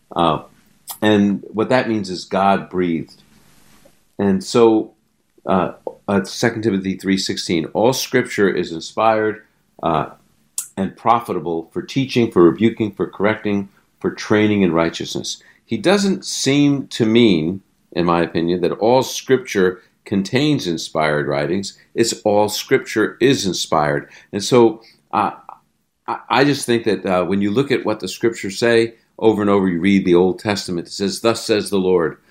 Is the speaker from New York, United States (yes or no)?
yes; New York City, New York, United States; I was raised in the Holy Land, Brooklyn, New York